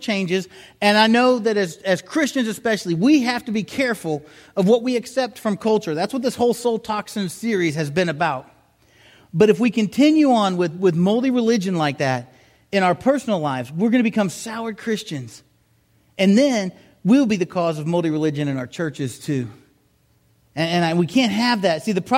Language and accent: English; South Miami, Florida, United States; moved away; also born or lived in Huntsville; I grew up down in South Miami